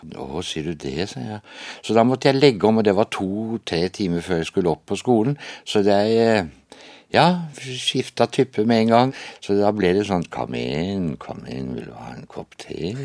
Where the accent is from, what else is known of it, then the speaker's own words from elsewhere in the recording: Flekkefjord, Agder, Norway; moved away; Jeg kommer fra Flekkefjord. Og der eh, vokste jeg jo opp i en eh, flott familie